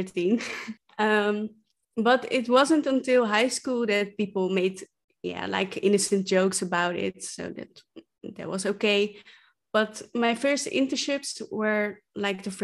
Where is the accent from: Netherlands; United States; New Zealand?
Netherlands; English is a second language; I'm from the Netherlands, as you can probably hear from my accent